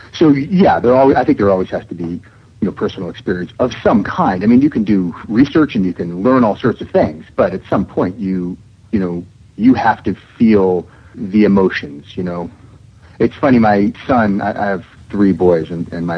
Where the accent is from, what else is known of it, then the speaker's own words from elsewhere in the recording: Seattle, Washington, United States; moved away; also born or lived in New York; my family moved from New York to Seattle, which is my hometown.